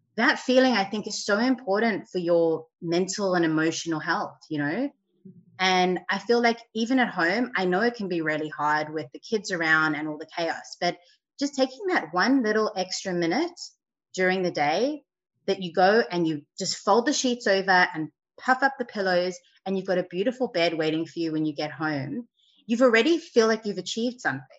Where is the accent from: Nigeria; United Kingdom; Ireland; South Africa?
South Africa; now in Sydney, Australia; growing up in South Africa, we had people who would make our beds for us